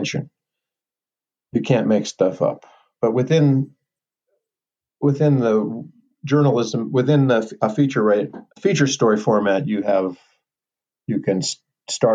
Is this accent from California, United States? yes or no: yes; Los Angeles, California, United States; Growing up, I did in Los Angeles